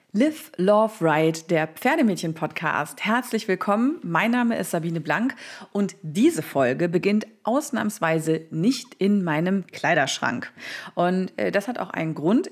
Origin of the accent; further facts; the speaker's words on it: Saarland, Germany; in meiner Heimat im Saarland